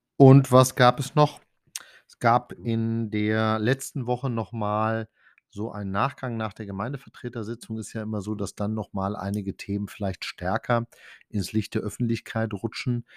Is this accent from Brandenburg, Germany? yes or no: yes; Diedersdorf, Brandenburg, Germany; bei uns in Diedersdorf